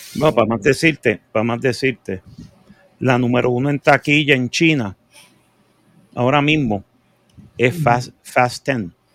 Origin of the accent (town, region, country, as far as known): Puerto Rico